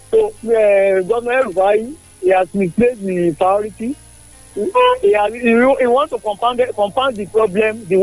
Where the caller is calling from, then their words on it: Abeokuta, Ogun State, Nigeria; I'm speaking from Okeshokori here in Abeokuta.